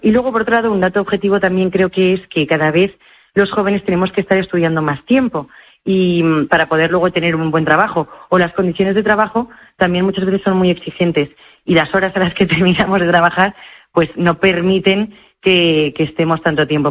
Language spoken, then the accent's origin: Spanish; Madrid, Community of Madrid, Spain; en Madrid, en mi caso, porque yo soy de Madrid